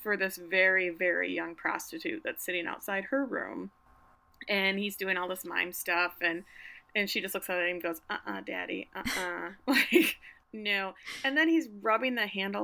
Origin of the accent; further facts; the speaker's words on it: Grand Rapids, Michigan, United States; Grand Rapids, my hometown. All the good kids went to a Calvin when I was in school